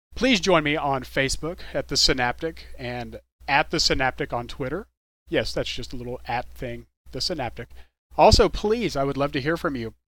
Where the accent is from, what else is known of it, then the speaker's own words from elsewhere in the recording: Dallas, Texas, United States; I'm from the DFW area. I'm from Dallas Fort Worth, and we really love our local music here in, in DFW